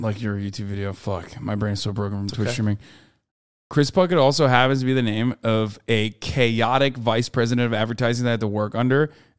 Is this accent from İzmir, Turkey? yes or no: no; Istanbul, Turkey; moved away; And Istanbul's where I grew up.